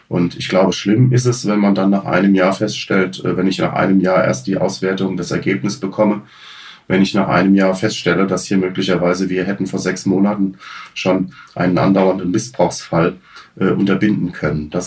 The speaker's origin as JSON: {"language": "German", "region": "Hesse", "country": "Germany", "said": "ich komme aus Hessen, wir in Hessen haben seit 2006 einen sogenannten Direkteinstieg Kriminalpolizei."}